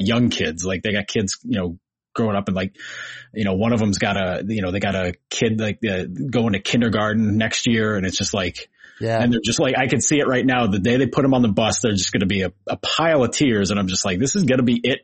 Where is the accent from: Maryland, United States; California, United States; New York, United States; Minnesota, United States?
New York, United States; Troy; I went to a Catholic school in Troy, New York